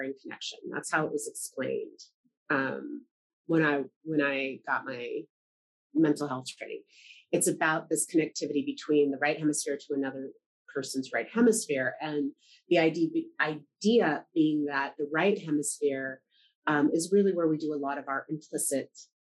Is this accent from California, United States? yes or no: yes; Los Angeles, California, United States; I'm from Los Angeles